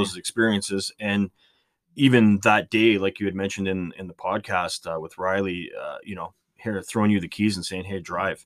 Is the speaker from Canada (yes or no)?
yes; Canada; being Canadian